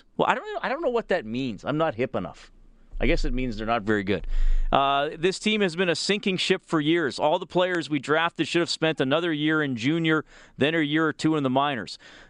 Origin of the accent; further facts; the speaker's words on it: Montreal, Quebec, Canada; I'm from Montreal. People would be angry and put their money elsewhere if the Habs played as badly for as long as the Oilers have.